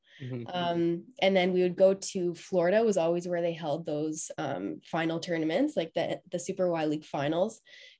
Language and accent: English; Ottawa, Ontario, Canada; growing up in Ottawa